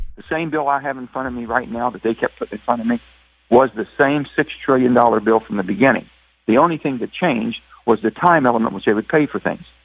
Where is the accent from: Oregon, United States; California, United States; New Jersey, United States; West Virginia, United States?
West Virginia, United States; I'm from West Virginia.